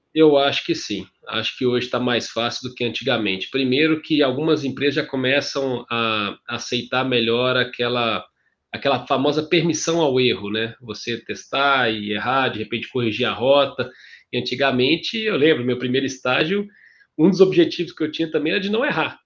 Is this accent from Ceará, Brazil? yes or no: no; Ouro Branco, Minas Gerais, Brazil; accent: mineiro; moved away; also born or lived in Governador Valadares / Belo Horizonte / São Paulo; nasci em Valadares, governador Valadares, fui, passei minha infância e adolescência em Ouro Branco